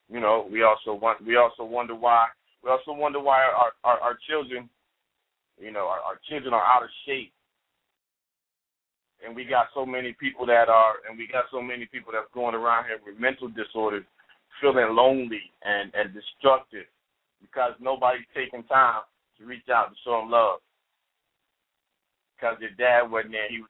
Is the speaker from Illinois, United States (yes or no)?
yes; Chicago, Illinois, United States; I'm originally from Chicago and I grew up in the gang. I grew up in the in the in the, in the hood, and Robert Taylor Homes and Stateway Gardens